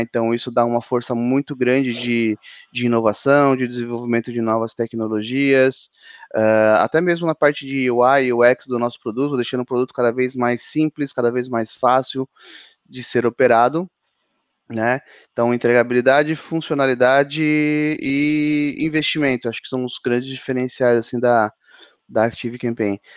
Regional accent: São Paulo, Brazil; eu sou de São Paulo.

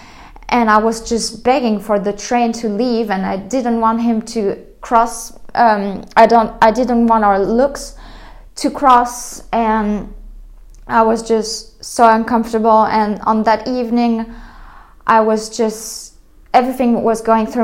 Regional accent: France; moved away; I was coming from France

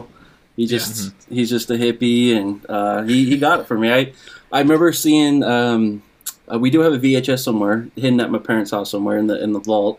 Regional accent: Spokane, Washington, United States; also born or lived in Colfax, Washington; I grew up in Spokane, and then my dad, for work, he moved us out into the middle of nowhere. It's called Colotus, Washington

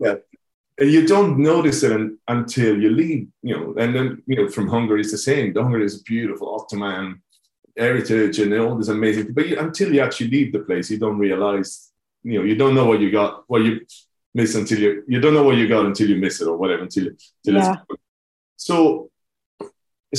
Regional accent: Rome, Lazio, Italy; moved away as an adult; I left Italy quite young. I was 23. So up to that point, growing up in Rome

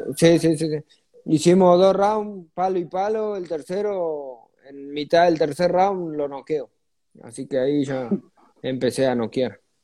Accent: Margarita, Santa Fe, Argentina; yo nací en el campo y después me vine eh, ahí, cerca de Margarita

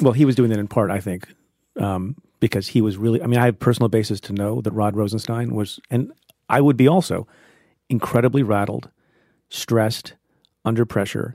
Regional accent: United States; as an American

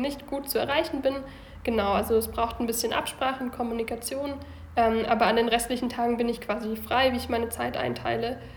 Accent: Lindau, Bavaria, Germany; moved away as an adult; also born or lived in Bayreuth / Baden-Baden; now in Munich, Germany; Ursprünglich komme ich vom Bodensee aus Lindau

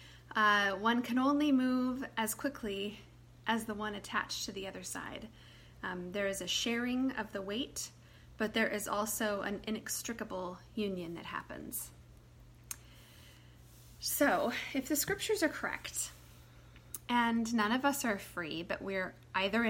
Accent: United States; as an American person

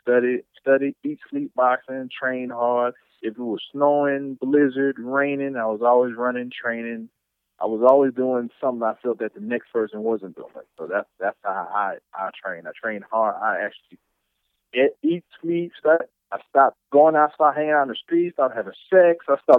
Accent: Chicago, Illinois, United States; also born or lived in Eufaula / New Orleans; born and raised in Chicago, raised in Eufaula, raised in New Orleans, raised in pretty much everywhere.

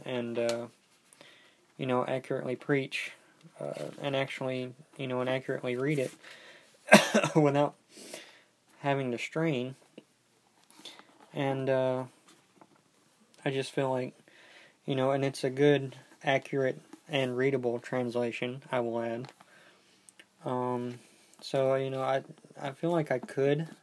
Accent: United States; we Americans

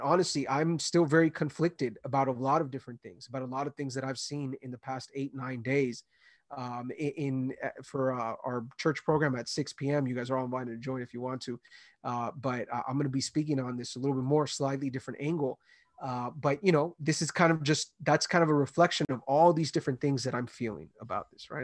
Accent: Los Angeles, California, United States; I grew up in L

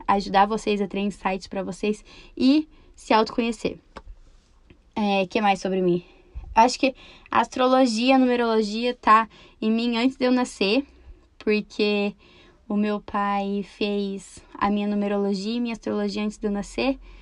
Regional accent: Campo Mourão, Paraná, Brazil; eu sou de Campo Mourão, Paraná. Eu nasci e cresci aqui

